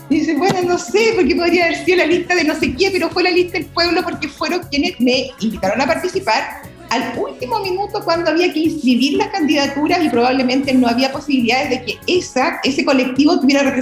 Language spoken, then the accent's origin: Spanish; Chihuahua, Mexico; Bueno, decir que yo soy de Chihuahua, que ahora comprendo, ¿no? Ese 5%.